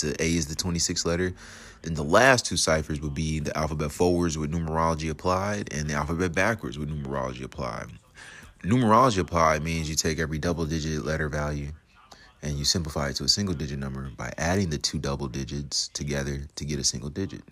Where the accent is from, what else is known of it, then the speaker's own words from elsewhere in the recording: United States; now in Georgia, United States; being an American, living in fucking America, fucking Georgia